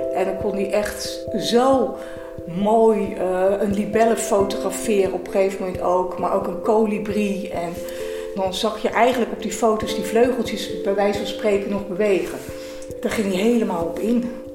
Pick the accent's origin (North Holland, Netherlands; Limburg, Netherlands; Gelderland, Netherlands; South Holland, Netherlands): South Holland, Netherlands; Delft; ik ben 59 jaar, geboren en getogen in Delft.